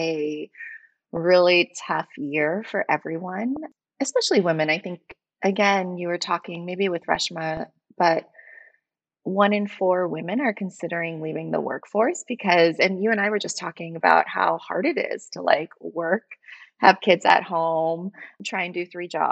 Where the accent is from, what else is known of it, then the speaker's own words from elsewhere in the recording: New York City, New York, United States; moved away as an adult; also born or lived in California; now in New York, United States; I'm originally from Brooklyn. Mm-hmm. I grew up in Park Slope. I went to school there until I was 18